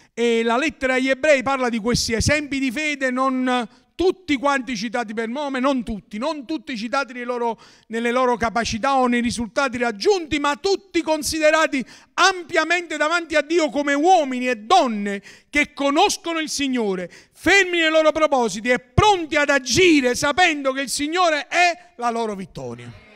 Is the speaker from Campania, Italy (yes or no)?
yes; Naples area, Campania, Italy; dalle nostre parti